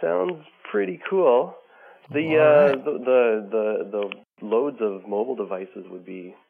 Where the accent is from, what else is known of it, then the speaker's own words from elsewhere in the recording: Calgary, Alberta, Canada; now in Ottawa, Canada; I'm from originally from Calgary, Alberta. I'm living in Ottawa right now.